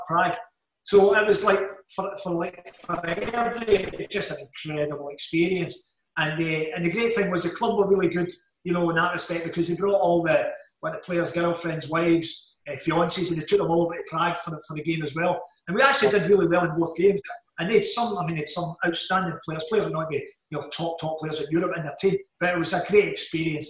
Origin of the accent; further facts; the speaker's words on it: Glasgow, Scotland, United Kingdom; I grew up in Glasgow. I'm from the Gorbals